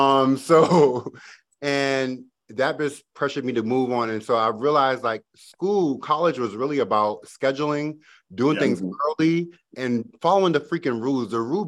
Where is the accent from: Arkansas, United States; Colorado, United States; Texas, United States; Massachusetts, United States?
Massachusetts, United States; Boston; So I was born and raised in Boston, Massachusetts. And if you know anything about Boston, it's not what you see on TV.